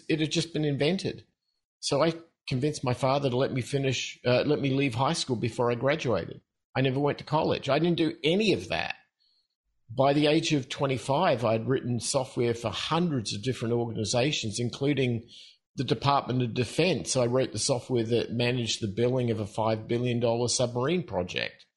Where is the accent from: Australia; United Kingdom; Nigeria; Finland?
Australia; moved away as an adult; also born or lived in Mexico; I'm from Australia originally, and I guess that starts the whole process off. And the other part, and I'm sure your listeners will appreciate it, is that I'm in my late 50s. So I grew up at a time when there were no rules. We were what we called free-range kids in Australia.